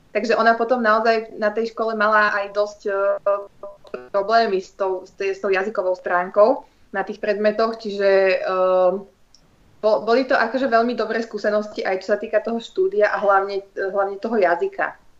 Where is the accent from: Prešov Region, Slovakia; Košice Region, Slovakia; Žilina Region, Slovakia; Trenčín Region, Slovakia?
Trenčín Region, Slovakia; Trenčín; also born or lived in Netherlands; ja som z Trenčína